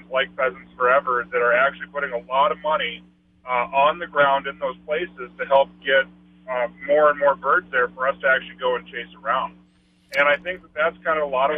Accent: North Dakota, United States; I'm from North Dakota

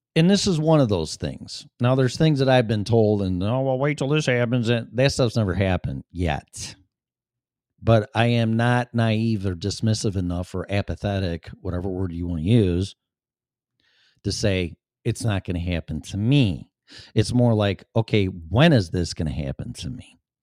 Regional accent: Chicago, Illinois, United States; accent: Chicago; my Chicago accent

